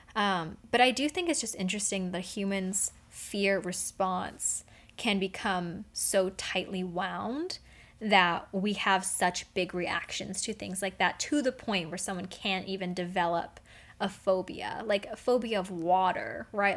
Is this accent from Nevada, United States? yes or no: yes; Las Vegas, Nevada, United States; I'm from Vegas. I'm from the desert